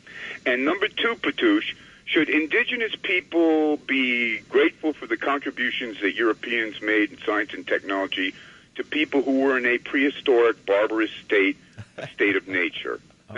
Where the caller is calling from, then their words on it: White Plains, New York, United States; Hey, it's … up in White Plains.